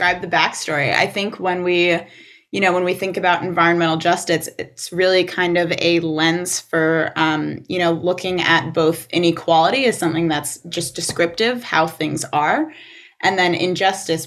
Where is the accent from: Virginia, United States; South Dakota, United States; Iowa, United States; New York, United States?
New York, United States; Livingston Manor; I grew up in Sullivan County in Livingston Manor